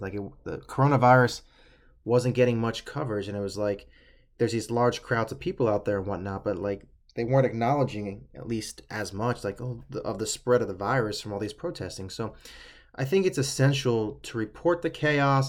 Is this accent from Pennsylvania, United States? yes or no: yes; Pennsylvania, United States; I'm, I'm from Pennsylvania.